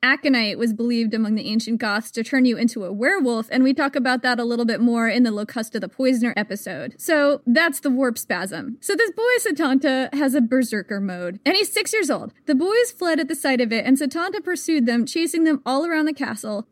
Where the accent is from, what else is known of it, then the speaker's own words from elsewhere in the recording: United States; I am American